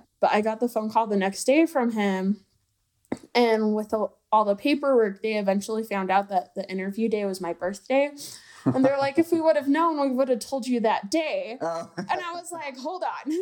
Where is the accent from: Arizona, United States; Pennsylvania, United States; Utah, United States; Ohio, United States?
Utah, United States; St. George; moved away; growing up in St. George with the red rocks